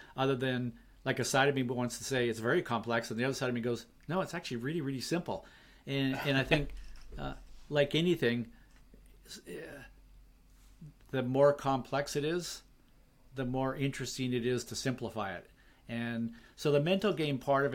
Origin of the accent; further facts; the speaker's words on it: Vancouver, British Columbia, Canada; Vancouver, my hometown